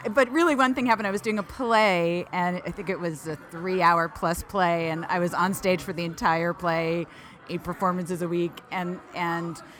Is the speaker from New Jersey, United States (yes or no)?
no; Philadelphia, Pennsylvania, United States; I grew up in Philadelphia